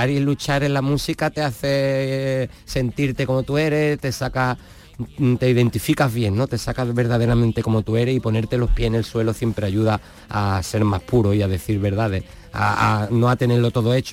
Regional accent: Jerez de la Frontera, Andalusia, Spain

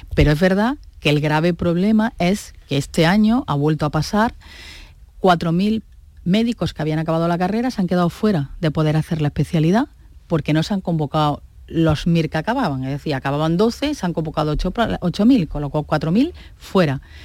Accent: Andalusia, Spain; también somos andaluces

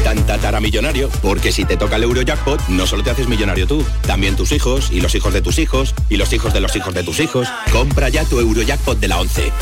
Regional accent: San Fernando, Andalusia, Spain

